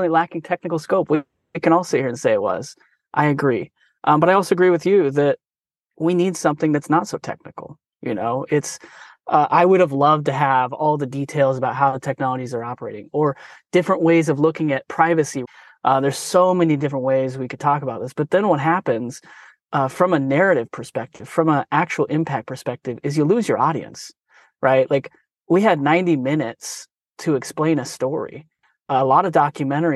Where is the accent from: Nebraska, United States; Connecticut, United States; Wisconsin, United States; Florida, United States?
Nebraska, United States; Omaha; now in San Francisco, United States; I'm from Omaha, Nebraska originally